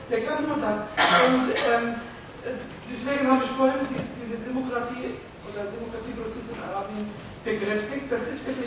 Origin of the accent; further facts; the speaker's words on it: Palestine; German is a second language; now in Germany; ich komme aus Palästina